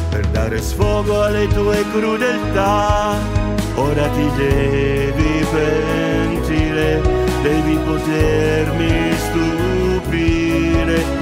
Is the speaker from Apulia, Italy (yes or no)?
yes; Bari, Apulia, Italy; Buongiorno a tutti gli ascoltatori di Oner da … Sono di Bari